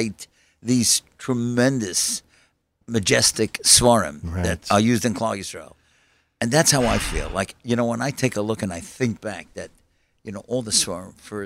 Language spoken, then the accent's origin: English; New York City, New York, United States; I grew up in Kew Gardens